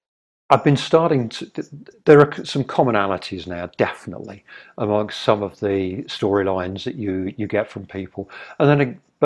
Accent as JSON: {"language": "English", "region": "England", "country": "United Kingdom", "lives_now": "Vancouver, Canada", "said": "Okay, I'm a Brit. So let's try and do something with other expats that are here."}